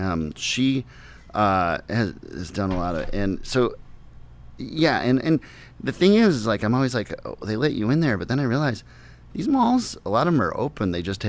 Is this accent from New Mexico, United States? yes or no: no; Minneapolis, Minnesota, United States; when I started to go see things growing up in Minneapolis